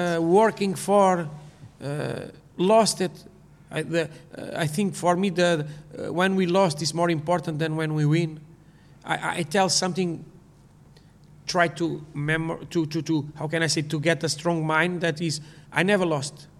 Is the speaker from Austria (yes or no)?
no; Portugal; English is a second language; I grew up in Portugal.